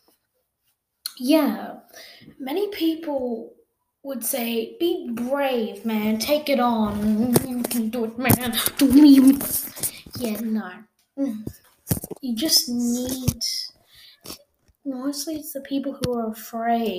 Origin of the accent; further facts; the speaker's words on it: Australia; I am an Australian person.